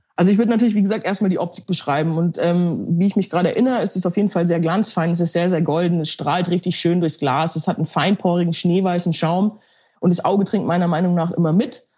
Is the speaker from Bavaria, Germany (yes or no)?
yes; Bavaria, Germany; ich komme ja aus Bayern, also wirklich der Heimat des äh, Weißbieres